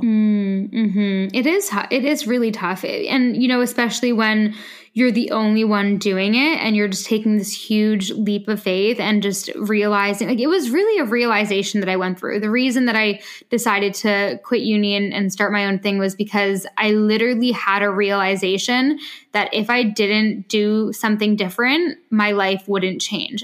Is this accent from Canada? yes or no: yes; Canada; also born or lived in France; now in London, United Kingdom; I'm usually in London, but I am from Canada